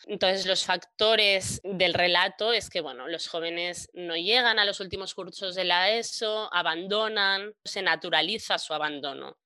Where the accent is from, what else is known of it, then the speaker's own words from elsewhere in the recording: Maresme, Catalonia, Spain; crecí en el Maresma, que es una comarca catalana